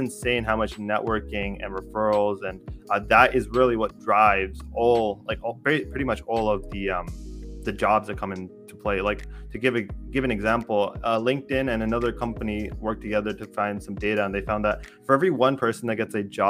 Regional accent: Canada; I'm Canadian

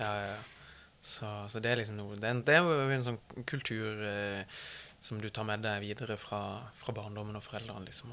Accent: Mandal, Agder, Norway; min hjemby Mandal

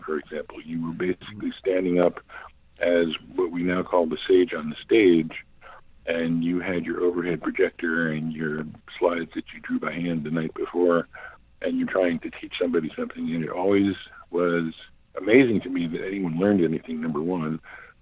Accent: New York City, New York, United States; moved away as an adult; also born or lived in Cambridge, Massachusetts / Boston; I grew up in Manhattan. I was born and raised there.

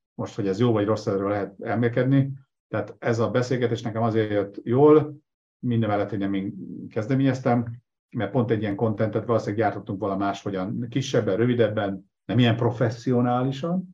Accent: Nyíregyháza, Szabolcs-Szatmár-Bereg, Hungary; moved away; also born or lived in Debrecen; Nyíregyházán nőttem fel

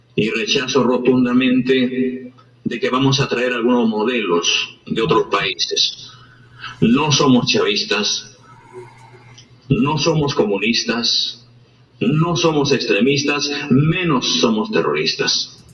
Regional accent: Peru; como peruanos, como hombres de esta patria

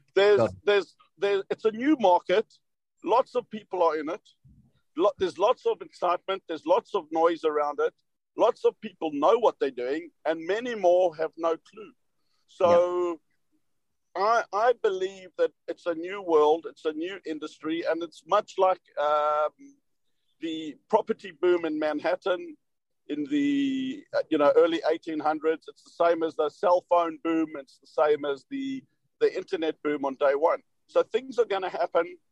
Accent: South Africa; moved away; me being South African, they couldn't place my accent.

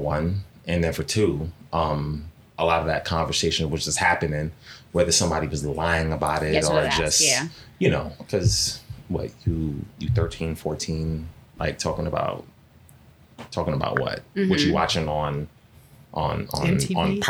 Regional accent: New York City, New York, United States; I grew up in Flatbush, Brooklyn, right? In the 90s, pretty rough area

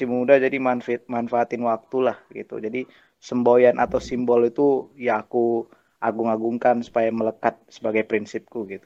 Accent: Binjai, North Sumatra, Indonesia; aku asalku dari Binjai, sekitar 8 km dari

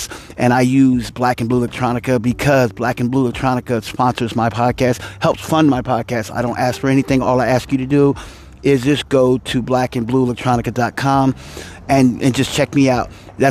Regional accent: Kansas City, Missouri, United States; I am from Kansas City, the Missouri side, not the Kansas side

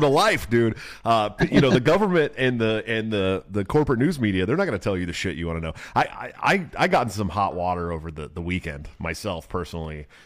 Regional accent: California, United States; moved away as an adult; now in Iowa, United States; I'm from California

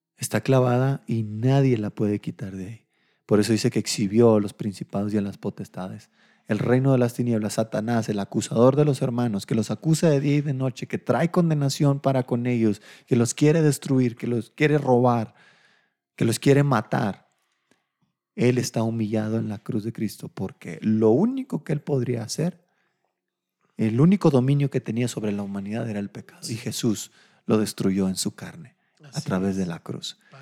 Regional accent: Delicias, Chihuahua, Mexico; moved away; allá en Delicias, mi tierra, mi tierra caliente

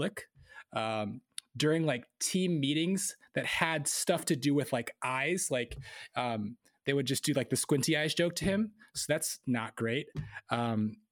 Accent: United States; we are Korean American men

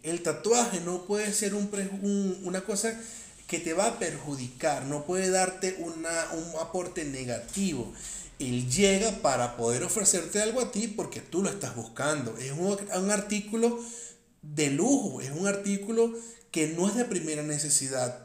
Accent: Venezuela; soy de Venezuela

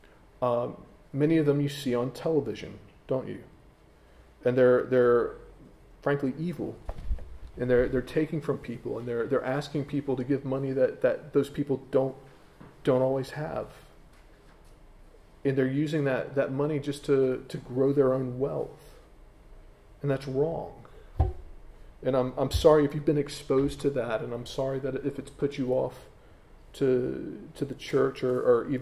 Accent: United States; moved away as an adult; now in England; I know I'm an American talking to English people, and I'm half American because I've got my British citizenship now

